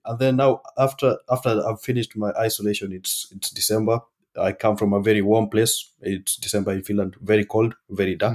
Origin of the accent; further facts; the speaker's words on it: Kenya; moved away; I'm from Kenya